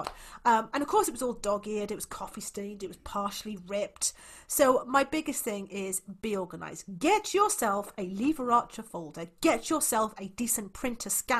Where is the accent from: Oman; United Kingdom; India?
United Kingdom; Wales; I'm actually from Wales